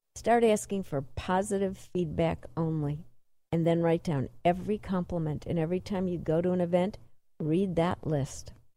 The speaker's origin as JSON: {"language": "English", "town": "Chicago", "region": "Illinois", "country": "United States", "said": "I'm from Chicago"}